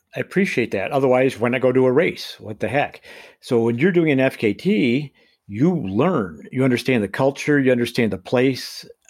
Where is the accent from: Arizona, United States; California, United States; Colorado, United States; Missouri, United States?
Colorado, United States; I'm from Colorado